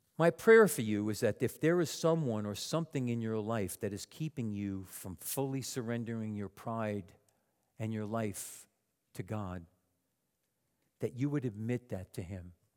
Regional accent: Long Island, New York, United States; moved away; my mother, me, and my three younger sisters on Long Island

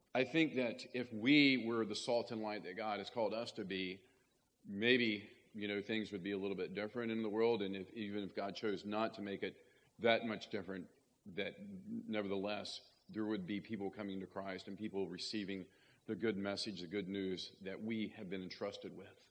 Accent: West Virginia, United States; when I was growing up in West Virginia

